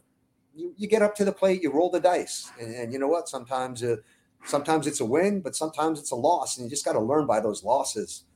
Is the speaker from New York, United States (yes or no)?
yes; New York City, New York, United States; now in Florida, United States; Jewish and growing up in New York, you know, deli was part of my life. It really was. You know, you went into, you know, I grew up in Brooklyn